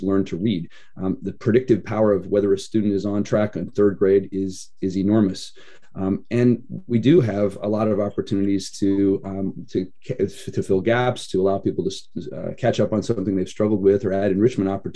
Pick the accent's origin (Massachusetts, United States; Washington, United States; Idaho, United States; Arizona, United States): Idaho, United States; now in Oregon, United States; I was raised in Idaho